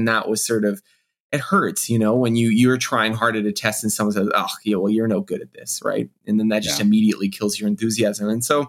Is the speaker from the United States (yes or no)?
no; Canada; I am Canadian